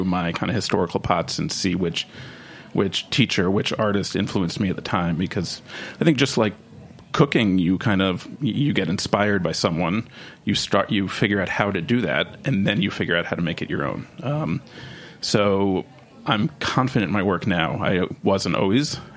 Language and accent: English; Westchester County, New York, United States; moved away as an adult; also born or lived in Cape Cod, Massachusetts; now in Austin, United States; I grew up in Westchester County, so went to Mamaroneck High School